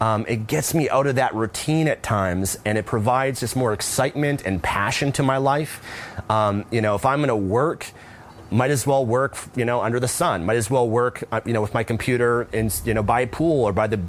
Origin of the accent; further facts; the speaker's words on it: Vancouver, British Columbia, Canada; moved away; I'm originally from Vancouver, Canada